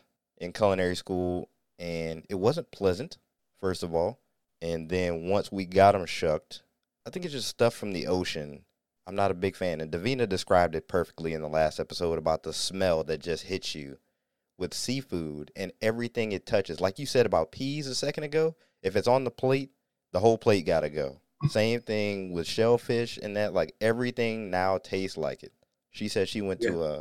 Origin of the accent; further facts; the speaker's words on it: United States; we grew up on Lake Erie